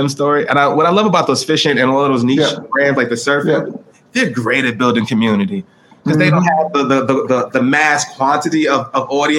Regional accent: New York City, New York, United States; from the Bronx.

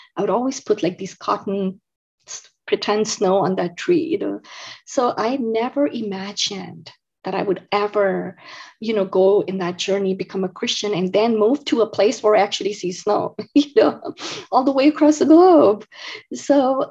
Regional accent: India; moved away as an adult; now in United States; I grew up in India. So I was born and raised in India. I moved to the United States when I was 19 years old.

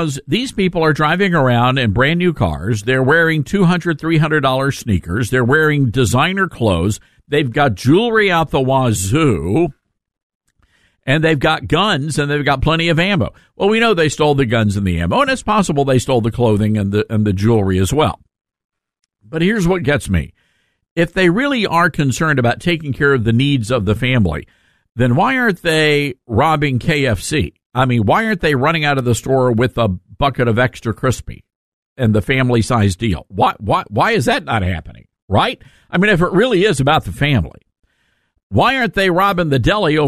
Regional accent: Memphis, Tennessee, United States; born or raised there

